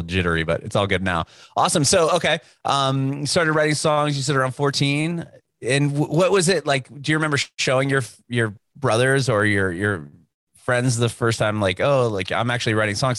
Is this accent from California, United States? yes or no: yes; San Diego, California, United States; moved away as an adult; now in Nashville, United States; I'm, I'm from San Diego. I was born and raised there